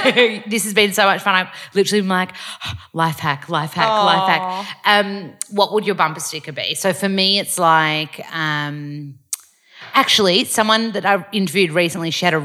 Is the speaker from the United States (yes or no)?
no; Australia; And I was like sitting with my friend, we're both from Australia